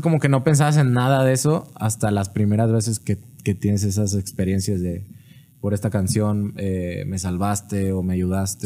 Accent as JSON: {"language": "Spanish", "town": "Monterrey", "region": "Nuevo León", "country": "Mexico", "tie": "born or raised there", "also_born_or_lived": "Nuevo Laredo", "moved": "yes", "lives_now": "Guadalajara, Mexico", "said": "A los seis me fui a Monterrey."}